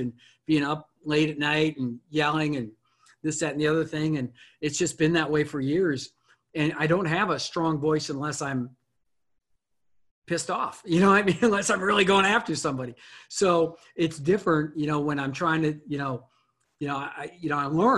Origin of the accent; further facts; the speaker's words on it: Doland, South Dakota, United States; moved away as an adult; now in Lincoln, United States; I grew up in Dolan, South Dakota